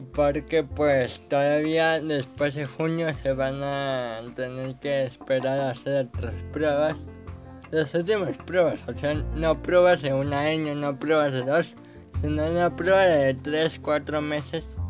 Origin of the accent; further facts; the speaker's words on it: Mexico; yo soy de México